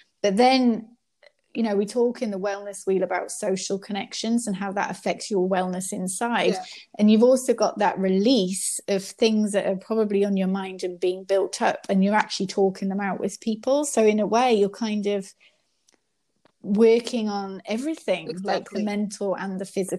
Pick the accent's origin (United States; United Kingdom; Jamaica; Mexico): United Kingdom; England; I grew up in England